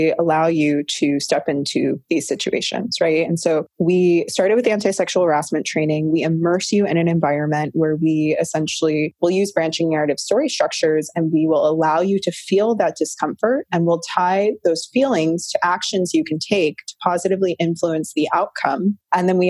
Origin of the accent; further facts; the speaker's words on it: North Carolina, United States; now in California, United States; I was born in North Carolina. I'm a biracial female. And what I recognized growing up in the South